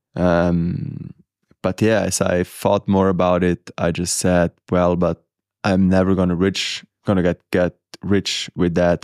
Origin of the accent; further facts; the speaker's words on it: Italy; growing up in Murano and, and having the mountains around